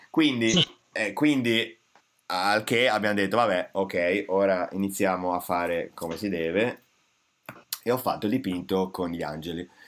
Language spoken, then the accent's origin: Italian; Italy; italiani, eh, italiano